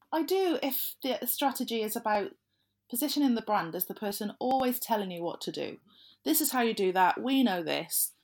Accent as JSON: {"language": "English", "region": "South Wales", "country": "United Kingdom", "said": "I'm from South Wales, so I can't think of the word lush without thinking of positive things"}